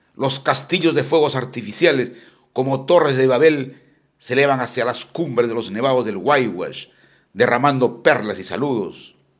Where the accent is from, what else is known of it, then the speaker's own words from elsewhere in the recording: Chiquián, Ancash, Peru; moved away; la fiesta de Chiquián, es la fiesta del 30 de agosto de mi terruño añorado